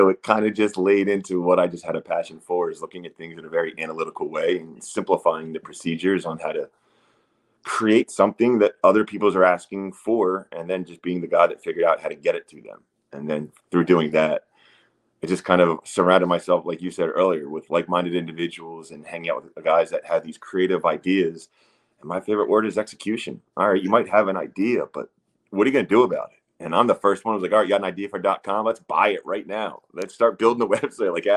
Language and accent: English; Wilmington, Delaware, United States; moved away; I'm a 6'7" dude who grew up in Wilmington, Delaware, on the East Coast